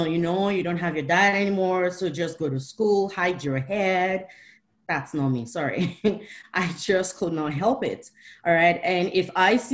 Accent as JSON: {"language": "English", "region": "Rivers State", "country": "Nigeria", "said": "I'm from the South. I'm actually from River State, married to a Yoruba person"}